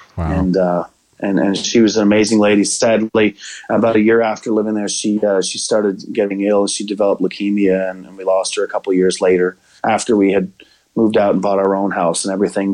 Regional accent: Pembroke, Ontario, Canada; moved away as an adult; now in Hendersonville, Tennessee, United States; I host in my hometown of Pembroke.

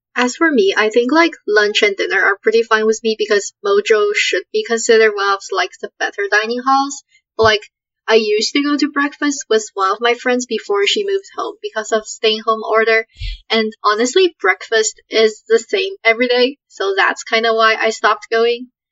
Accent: Canada; moved away as an adult; now in United States; I come from Canada and I'm like the only one from my high school who's coming here

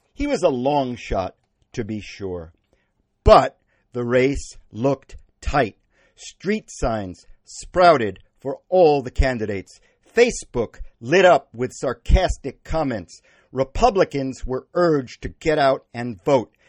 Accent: Wellfleet, Massachusetts, United States; My hometown of Wellfleet

